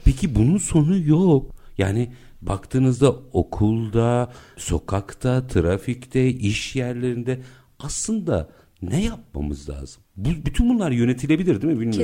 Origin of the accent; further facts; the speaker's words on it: Istanbul, Turkey; ben doğma büyüme Bakırköylüyüm.